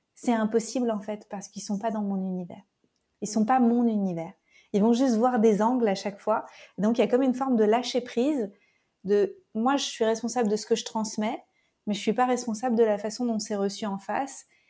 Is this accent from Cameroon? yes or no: no; France; moved away as an adult; also born or lived in Paris; now in Costa Rica; Je suis française